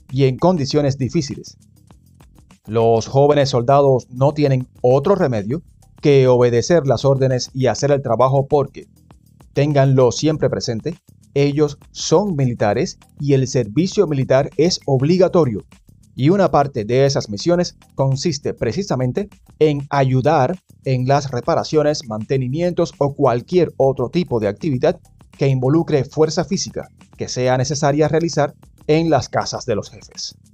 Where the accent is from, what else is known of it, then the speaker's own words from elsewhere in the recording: Cuba; soy de Cuba.